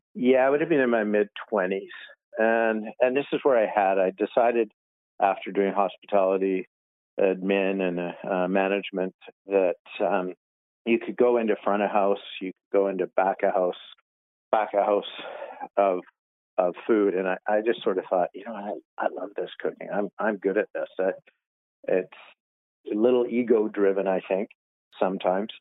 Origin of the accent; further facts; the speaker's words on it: North Shore, British Columbia, Canada; now in Kamloops, Canada; I grew up on the North Shore